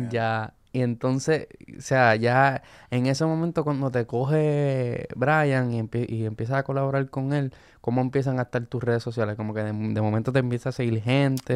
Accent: Luquillo, Puerto Rico; Yo dije Luquillo

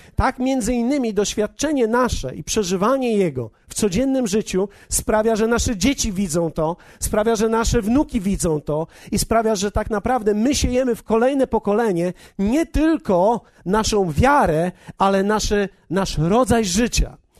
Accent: Poland; my w Polsce

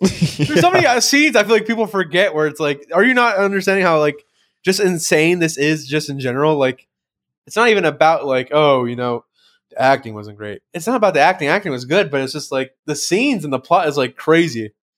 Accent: United States; I'm, I'm American

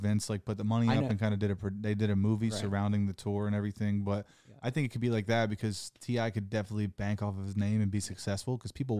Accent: Ohio, United States; I'm a comic from Ohio.

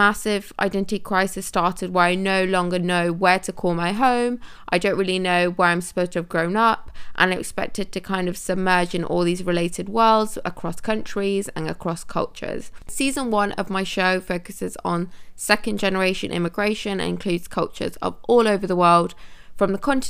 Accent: Manchester, North West England, United Kingdom; also born or lived in India; now in London, United Kingdom; I was born in India and I'm fully Indian, but grew up in England for most of my life. I lived in Manchester, but no longer have a Manchester accent, which is a little bit of a shame.

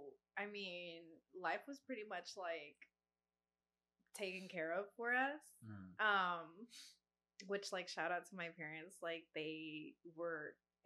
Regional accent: Mexico; now in United States; I was born in Mexico.

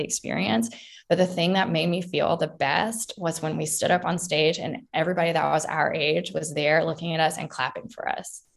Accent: United States; also born or lived in London, England; an American

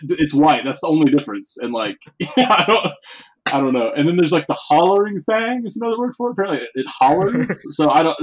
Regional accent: Alabama, United States; I'm from Alabama

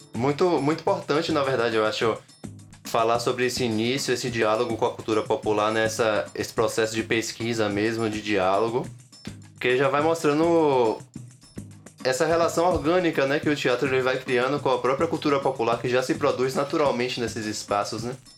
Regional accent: Itabuna/Ilhéus region, southern coast of Bahia, Brazil; Itabuna, Ilhéus, sou dessa região daí.

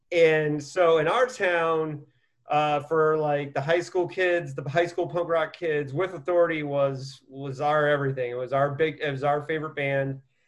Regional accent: Bloomington, Indiana, United States; in my hometown, Bloomington, Indiana

